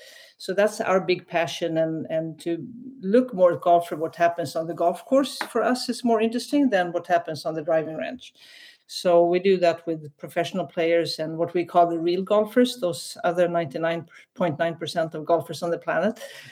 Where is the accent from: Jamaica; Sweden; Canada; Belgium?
Sweden; now in United States; Swedish American.